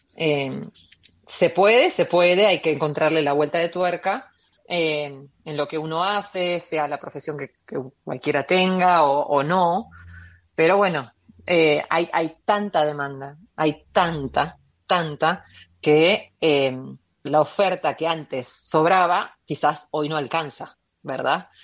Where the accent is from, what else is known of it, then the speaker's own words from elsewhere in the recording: Mar del Plata, Buenos Aires Province, Argentina; moved away as an adult; now in United States; una argentina viviendo en los Estados Unidos.